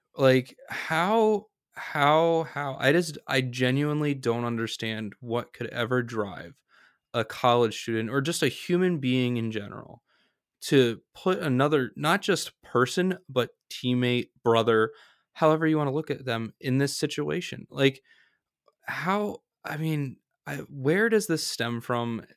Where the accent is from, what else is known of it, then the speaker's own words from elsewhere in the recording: outside Philadelphia, Pennsylvania, United States; I grew up right outside of Philadelphia